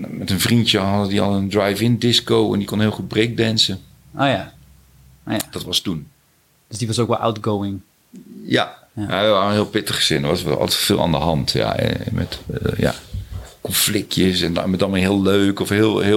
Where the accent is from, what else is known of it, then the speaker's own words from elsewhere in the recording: Zijtaart, North Brabant, Netherlands; also born or lived in Scheest / Veghel / Germany; Ik ben geboren in Scheest. En toen zijn wij verhuisd naar Veghel, omdat mijn vader ging werken bij de Mars chocoladefabriek. En toen weer naar een kleiner dorpje nog, Zijtaart. En toen gingen we in Duitsland wonen. En toen weer terug naar Zijtaart.